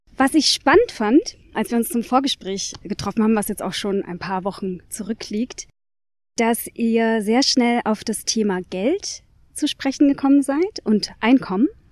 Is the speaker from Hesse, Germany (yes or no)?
no; Nuremberg, Bavaria, Germany; ich bin geboren und aufgewachsen in Nürnberg, in Franken